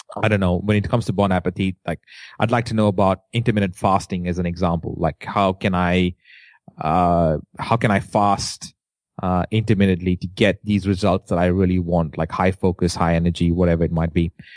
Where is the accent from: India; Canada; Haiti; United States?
India; accent: Indian; As an Indian, uh, with an accent